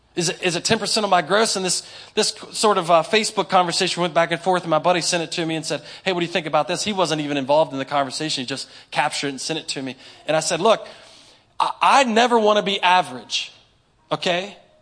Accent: Inwood, West Virginia, United States; I grew up in Inwood. Y'all probably don't know nothing about South Berkeley

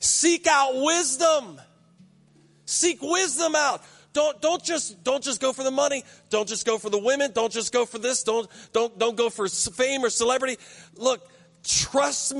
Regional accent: United States; I grew up in Berkeley County

